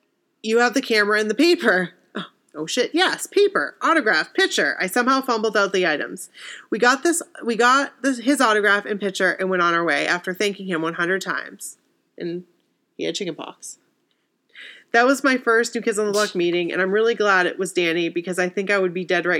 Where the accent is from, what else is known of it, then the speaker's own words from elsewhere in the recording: Massachusetts, United States; I'm from Mass, so it wasn't a surprise I went to college in Boston.